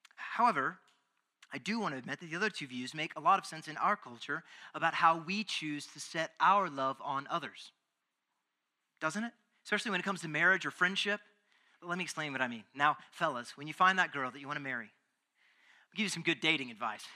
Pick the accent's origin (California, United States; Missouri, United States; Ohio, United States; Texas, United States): Texas, United States; being a Texan